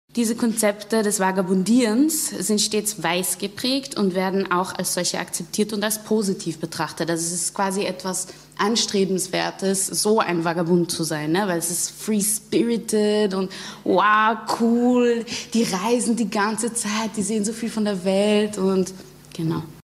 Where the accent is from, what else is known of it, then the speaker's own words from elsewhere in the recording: Linz, Upper Austria, Austria; aus Linz, so wie ich